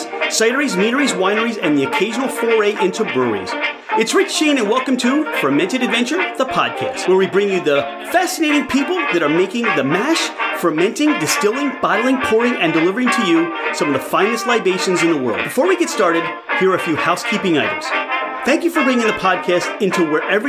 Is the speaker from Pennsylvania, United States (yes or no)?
yes; Philadelphia, Pennsylvania, United States; I'm from Philadelphia, and, you know, here in Philadelphia, we would pronounce that Glenn Murray